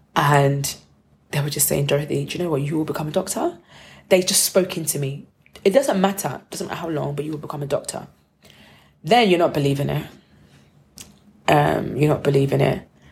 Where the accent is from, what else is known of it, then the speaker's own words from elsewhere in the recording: United Kingdom; I'm the Brit